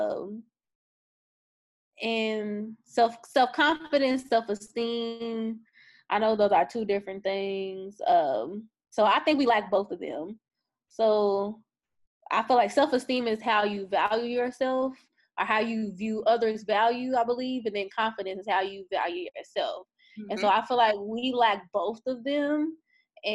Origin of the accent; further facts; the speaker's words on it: Louisville, Kentucky, United States; moved away; Louisville, Kentucky. That's where I'm my hometown, that's where I'm from.